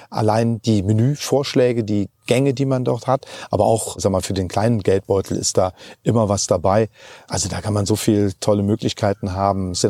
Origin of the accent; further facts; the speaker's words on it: Germany; bei uns in Deutschland